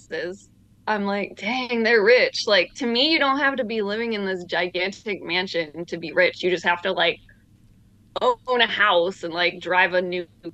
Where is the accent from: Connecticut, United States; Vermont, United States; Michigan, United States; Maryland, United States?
Michigan, United States; moved away as an adult; also born or lived in Idaho / Oregon; now in Los Angeles, United States; I grew up in Michigan for the most part.